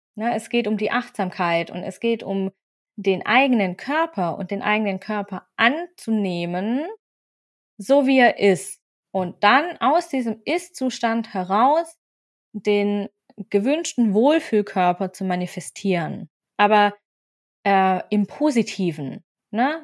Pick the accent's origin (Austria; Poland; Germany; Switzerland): Germany; Swabia, Baden-Württemberg; also born or lived in Freiburg; now in Bavaria, Germany; ich bin ein süddeutscher Mix. Und zwar bin ich gebürtige Schwäbin, Wahlfreiburgerin und aktuell wohne ich in Bayern.